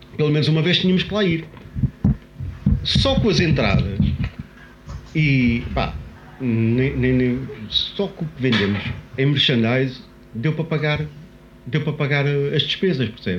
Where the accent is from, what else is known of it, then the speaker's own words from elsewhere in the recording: Lisbon, Portugal; somos portugueses, somos de Lisboa